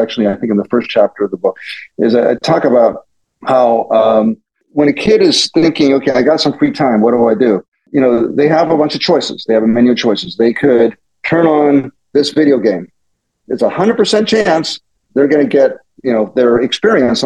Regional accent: Pittsburgh, Pennsylvania, United States; now in Silicon Valley, United States; I was born and raised in Pittsburgh, the suburbs of Pittsburgh

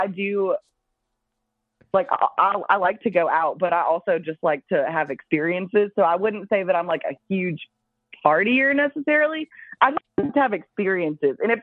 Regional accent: Baton Rouge, Louisiana, United States; also born or lived in Boston, Massachusetts

